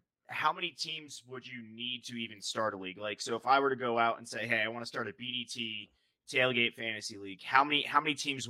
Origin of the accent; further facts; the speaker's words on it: New England, United States; I'm from New England